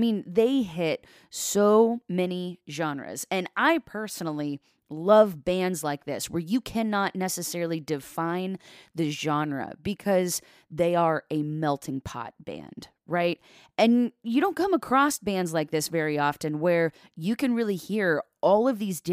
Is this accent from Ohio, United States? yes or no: yes; Columbus, Ohio, United States; I'm from, like, the Columbus area